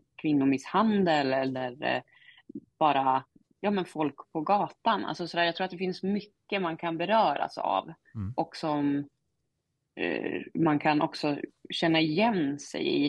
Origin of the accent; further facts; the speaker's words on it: Norrland, Sweden; accent: Norrländska (Umemål); min norrländska